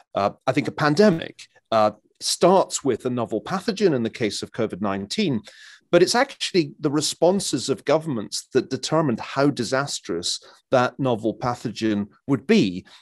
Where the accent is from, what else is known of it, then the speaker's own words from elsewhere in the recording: Scotland, United Kingdom; being a Scotsman